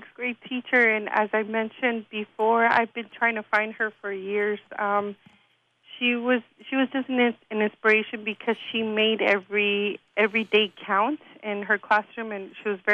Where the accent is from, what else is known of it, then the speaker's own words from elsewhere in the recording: Inglewood, California, United States; I grew up in Inglewood, and I went to Inglewood Unified School District